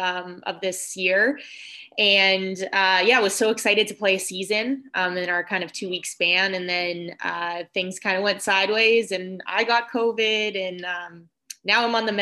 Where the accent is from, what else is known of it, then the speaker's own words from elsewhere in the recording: Vancouver, British Columbia, Canada; I grew up in Vancouver, Canada, where hockey is the norm for everyone out there.